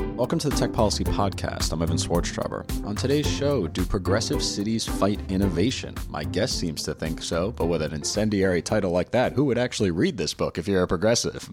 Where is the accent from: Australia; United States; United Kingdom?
United States; New York City, New York; now in Washington, D.C., United States; I'm from New York City